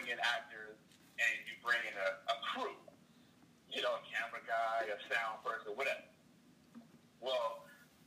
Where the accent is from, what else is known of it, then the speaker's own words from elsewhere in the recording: Maryland, United States; now in Los Angeles, United States; I'm from Maryland. I'm moved to California